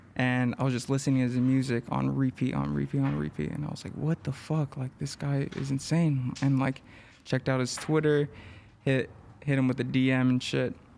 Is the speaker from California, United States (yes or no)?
yes; Los Angeles, California, United States; I grew up in East L